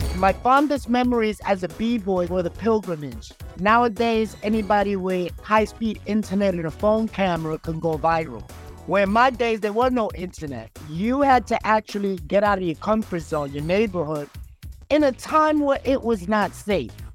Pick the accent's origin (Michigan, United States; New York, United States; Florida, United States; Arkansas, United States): New York, United States; New York City; I'm a kid from the South Bronx.